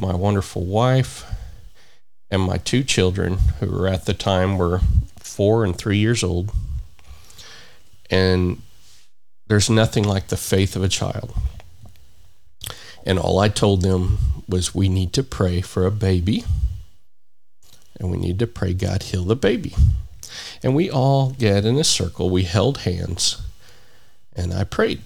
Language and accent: English; United States; here in my home country of the United States of America